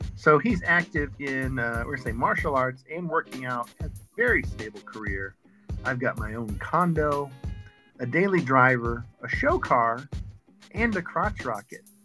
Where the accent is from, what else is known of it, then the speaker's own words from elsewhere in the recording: the South, United States; I was raised in the South